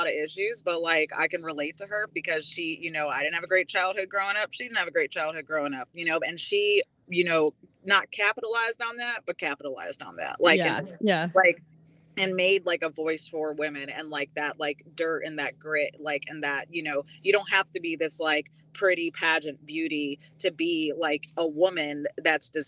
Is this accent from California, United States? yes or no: no; North Carolina, United States; moved away as an adult; now in Nashville, United States; I grew up in North Carolina